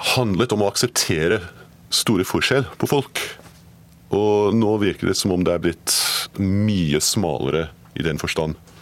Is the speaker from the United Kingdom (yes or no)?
yes; Scotland, United Kingdom; moved away; Jeg er skotte